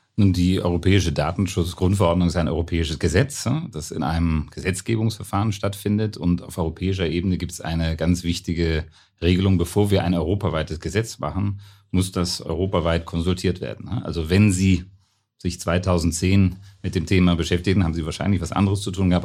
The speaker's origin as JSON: {"language": "German", "country": "Germany", "also_born_or_lived": "Brussels", "moved": "yes", "lives_now": "Vienna, Austria", "said": "ich bin ja ein Piefke"}